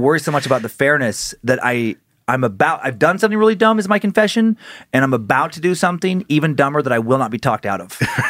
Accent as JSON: {"language": "English", "region": "Idaho", "country": "United States", "tie": "born or raised there", "said": "I think it is maybe how we grew up in Idaho"}